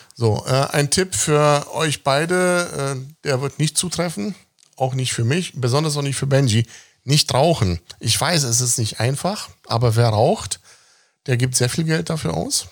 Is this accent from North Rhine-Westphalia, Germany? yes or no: no; Berlin, Germany; ich bin in Westberlin aufgewachsen, lebe aber im Osten.